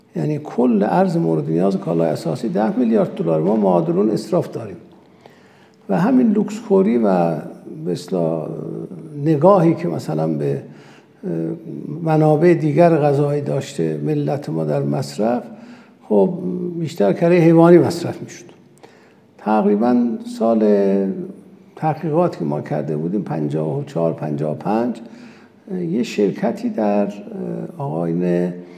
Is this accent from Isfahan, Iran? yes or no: no; Urmia, West Azerbaijan, Iran; first language Azerbaijani; Persian is a second language; من متولد ارومیه هستم آذری زبانم